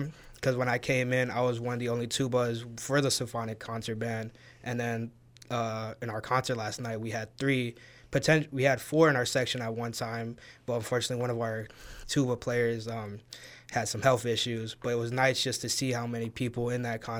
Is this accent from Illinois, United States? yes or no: yes; Waukegan, Illinois, United States; moved away as an adult; now in Monmouth, United States; I'm originally from Waukegan, Illinois. Grew up there, moved there when I was 1 year old, and just lived there my whole entire life